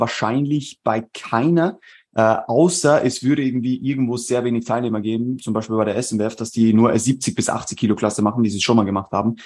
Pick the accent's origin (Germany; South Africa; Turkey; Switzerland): Switzerland; moved away as an adult; now in Vienna, Austria; ich äh, bin ursprünglich aus der Schweiz, äh, lebe mittlerweile seit äh, rund eineinhalb Jahren in Wien